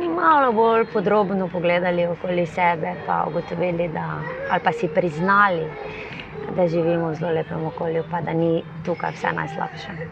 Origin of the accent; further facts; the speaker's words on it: Slovenia; smo Slovenci